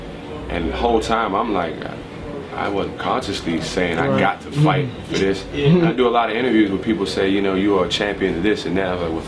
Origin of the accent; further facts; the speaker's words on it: Prince George's County, Maryland, United States; where myself, I'm from Prince George's County, Maryland, which is the wealthiest concentration of the wealthiest African Americans in the United States. It's a rich black suburb.